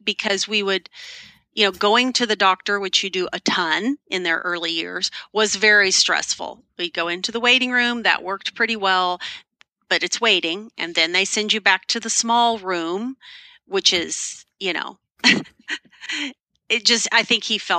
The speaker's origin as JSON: {"language": "English", "region": "Texas", "country": "United States", "moved": "as an adult", "lives_now": "Pacific Northwest, United States", "said": "we're from Texas, but we live in the Pacific Northwest now, and we have for 28 years"}